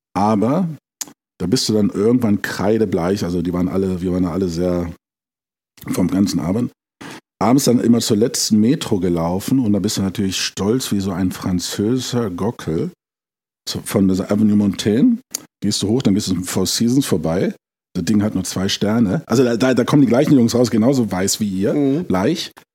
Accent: Braunschweig, Lower Saxony, Germany; moved away as an adult; also born or lived in London / Switzerland / Rome / Paris; now in Italy; gebürtig komme ich aus Braunschweig

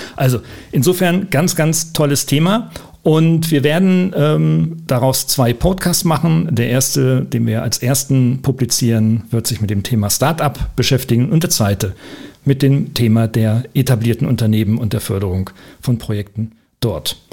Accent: Oldenburg, Lower Saxony, Germany; da wir beide Norddeutsche sind, du in Hamburg und ich, ja. aus, ich aus Ollenburg

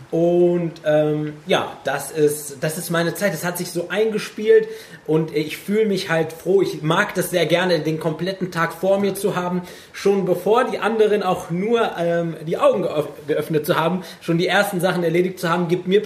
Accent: Germany; Ich bin Deutscher mit Migrationshintergrund und äh, bin in einer Gegend groß geworden, wo es halt wirklich keine Ausländer gab. Da war ich der Einzige

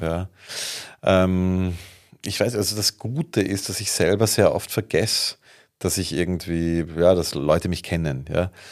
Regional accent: Vienna, Austria; Ich komme aus Wien

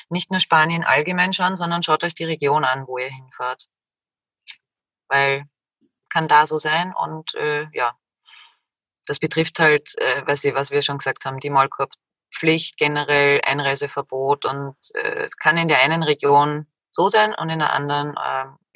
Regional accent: Austria; Der 1. Januar. Bei uns in Österreich auch Jänner genannt.

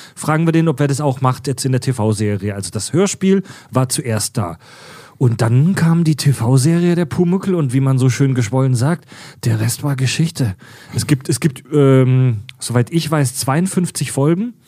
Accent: Southern Germany, Germany; hier von uns als Süddeutscher

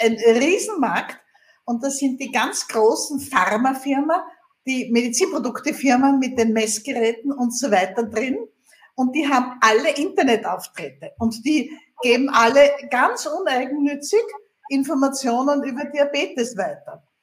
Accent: Vienna, Austria; Wie man hört, komme ich aus Österreich, aus Wien.

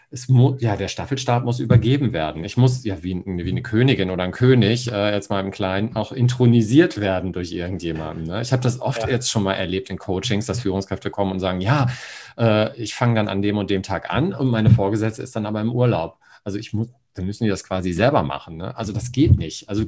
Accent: Hamburg, Germany; ich komme ja aus Hamburg und da gibt es den Hagenwegs Tierpark und ein Atlantikhaus.

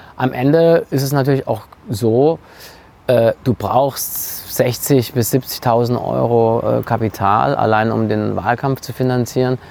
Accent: Frankfurt, Hesse, Germany; als Frankfurter

